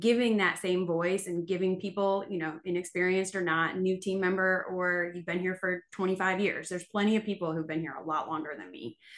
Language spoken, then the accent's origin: English; Buffalo, New York, United States; moved away as an adult; now in Mississippi, United States; I was from Buffalo, New York